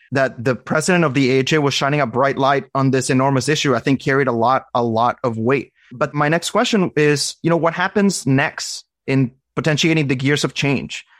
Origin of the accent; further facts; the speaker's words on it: Arizona, United States; also born or lived in Venezuela / Boston; now in California, United States; originally from Venezuela, grew up in Arizona